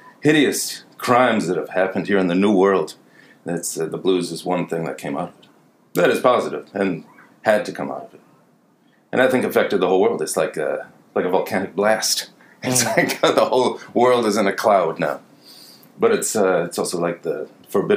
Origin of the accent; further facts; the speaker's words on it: Minneapolis, Minnesota, United States; also born or lived in Washington State / Upper Michigan; now in New York City, United States; And then I grew up in Minneapolis, Minnesota.